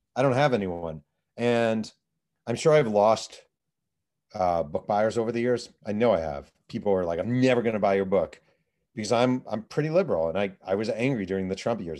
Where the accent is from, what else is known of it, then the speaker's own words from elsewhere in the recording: New York, United States; I grew up in New York. I was thirteen, fourteen that summer.